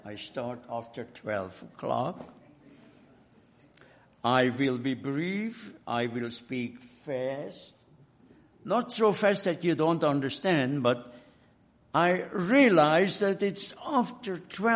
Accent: Hungary; moved away; In my home country, in Hungary

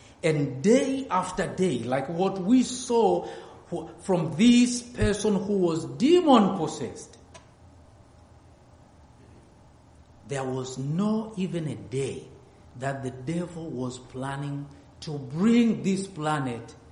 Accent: near Mount Kilimanjaro, Tanzania; I'm from Africa, and good enough, I'm very close to Mount Kilimanjaro, where we have those blue precious stones

